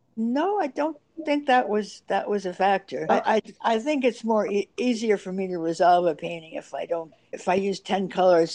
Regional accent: New York City, New York, United States; growing up in New York City at the time

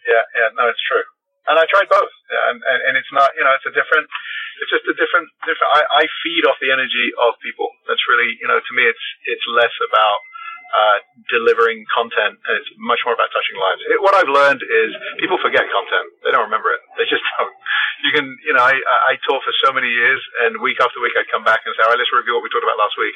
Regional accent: London, United Kingdom; moved away as an adult; now in Los Angeles, United States; I am from London, England. Lived in Los Angeles since 1983

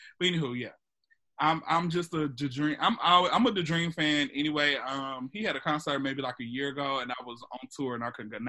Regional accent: Atlanta, Georgia, United States; I'm from Atlanta

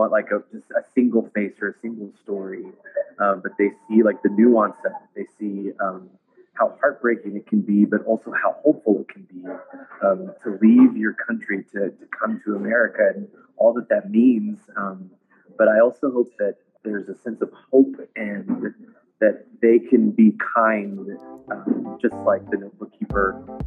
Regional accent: Texas, United States; Well, as a Texan

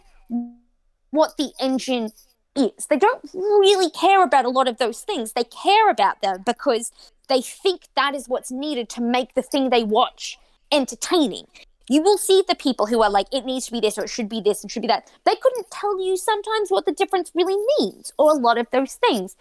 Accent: Australia; I grew up on Australian ice hockey

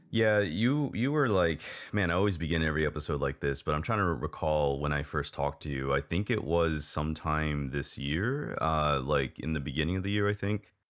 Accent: Hawaii, United States; moved away as an adult; also born or lived in Texas, United States; now in Taiwan; I was born and raised in Hawaii

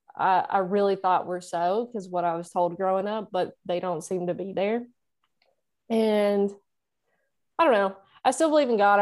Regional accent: Nashville, Tennessee, United States; that's where I'm from. I'm in, I'm in Nashville. I've always lived here

